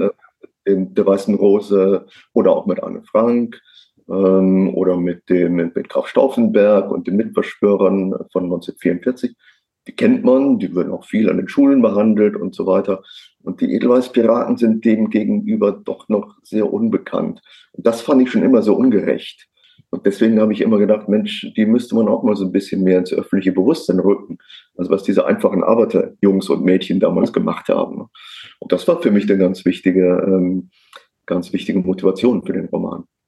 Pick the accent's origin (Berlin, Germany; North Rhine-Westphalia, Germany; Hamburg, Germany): North Rhine-Westphalia, Germany; near Cologne; Also ich komme äh, gebürtig aus der Nähe von Köln.